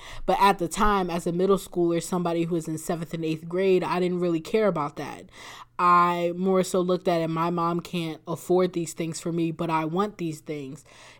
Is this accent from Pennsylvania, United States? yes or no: yes; Bucks County, Pennsylvania, United States; I'm from Bucks County, Pennsylvania, which is outside of the northeast part of Philadelphia. I was born and raised there.